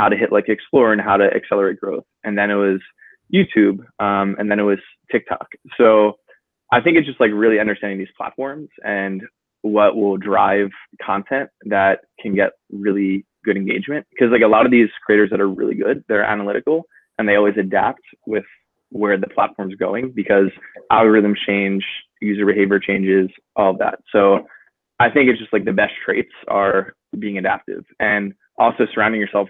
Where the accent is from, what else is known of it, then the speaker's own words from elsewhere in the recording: New Jersey, United States; I'm from New Jersey originally.